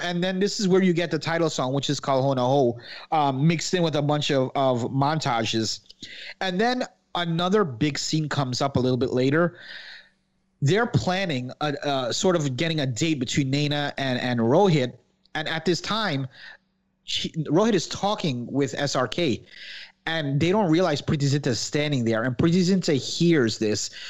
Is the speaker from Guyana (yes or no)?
yes; Guyana; I'm Guyanese, but we have Indian, like, ancestry